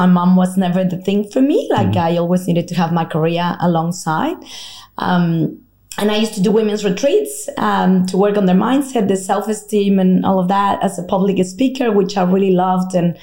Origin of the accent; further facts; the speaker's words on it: Mexico; English is a second language; moved away as an adult; now in Australia; in case you're trying to guess the accent, I'm originally from Mexico, although I've been in Australia now for half my life